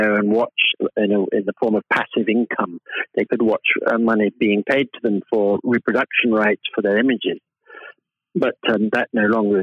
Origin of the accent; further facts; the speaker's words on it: United Kingdom; being British people